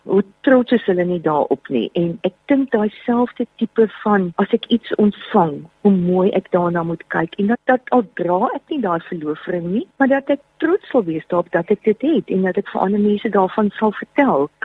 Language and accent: Afrikaans; South Africa; ons is Suid-Afrikaners